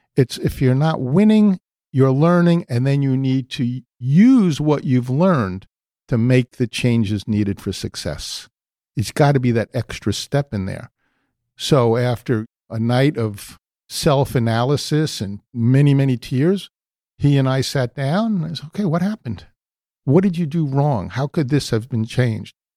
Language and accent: English; New York City, New York, United States; I was born in the Bronx